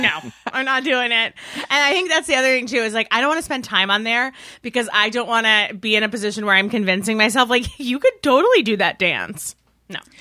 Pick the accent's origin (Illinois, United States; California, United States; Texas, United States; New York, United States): New York, United States; Westchester; moved away as an adult; also born or lived in Massachusetts; In New York, in Westchester